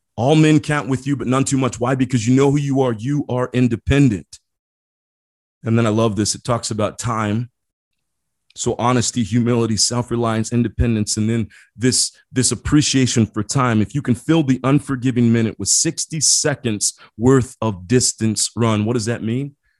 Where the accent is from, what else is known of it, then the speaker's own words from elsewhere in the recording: Midwest, United States; moved away; I grew up in the Midwest.